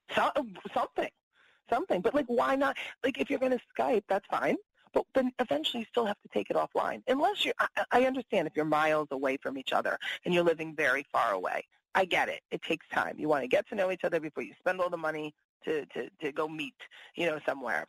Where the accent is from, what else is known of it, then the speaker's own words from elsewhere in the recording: East Coast, United States; I'm from the East Coast